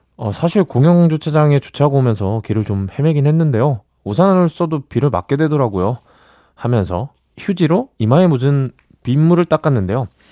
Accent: Gyeonggi Province, South Korea; 저는 경기도인데

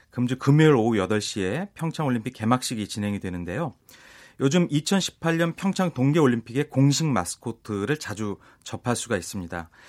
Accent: Pyeongchang, Gangwon, South Korea; 꼭잘 되었으면 작게는 저희 고향서부터 더

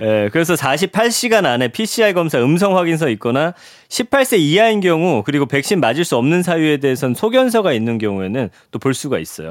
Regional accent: Daejeon, South Korea; 제가 이제 고향이 대전인데

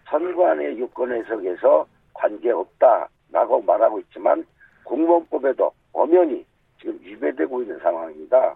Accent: Daejeon, South Korea; 대전 중구에 함께 하면서 자라왔습니다.

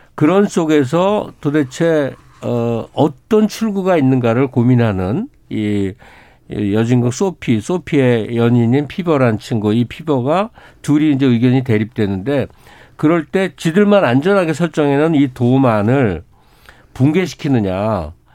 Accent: South Korea

